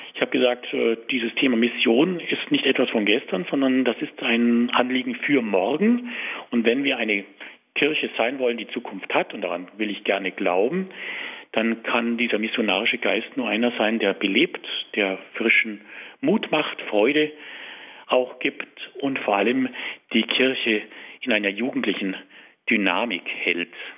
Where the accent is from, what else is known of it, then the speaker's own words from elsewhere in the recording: Tutzing, Bavaria, Germany; ich bin in Tutzing aufgewachsen